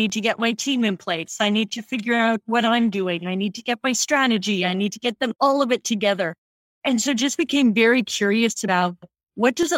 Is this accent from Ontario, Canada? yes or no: yes; Oshawa, Ontario, Canada; now in San Francisco Bay Area, United States; I grew up in Canada, born and bred, just outside Toronto in area of Oshawa, Ontario